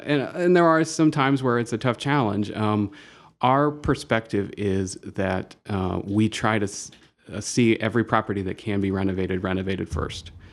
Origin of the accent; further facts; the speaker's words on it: Dayton, Ohio, United States; moved away as an adult; now in Toledo, United States; I grew up in Dayton and was there until undergrad